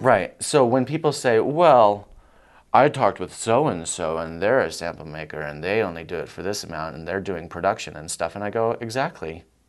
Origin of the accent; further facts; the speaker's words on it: Colorado, United States; also born or lived in New York; I was from Colorado